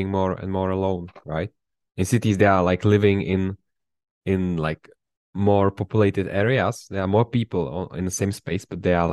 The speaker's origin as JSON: {"language": "English", "region": "Prague", "country": "Czechia", "tie": "born or raised there", "said": "in prague yeah in prague"}